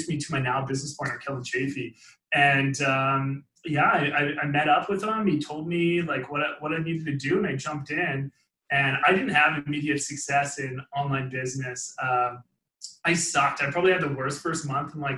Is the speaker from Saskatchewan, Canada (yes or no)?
no; Langley, British Columbia, Canada; I grew up just in Vancouver, British Columbia, actually, Langley to be exact